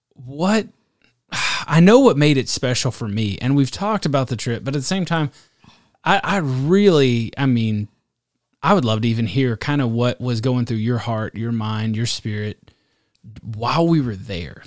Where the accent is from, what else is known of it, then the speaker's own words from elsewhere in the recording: Texas, United States; As a Texan, I'm more country than Montana will ever be